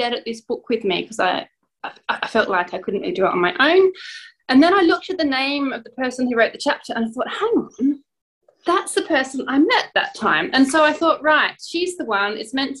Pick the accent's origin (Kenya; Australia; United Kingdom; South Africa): Australia; Adelaide, South Australia; now in Norway; I've lived in Adelaide most of my childhood. I lived here and then I ended up in Norway, so I now mostly live in Norway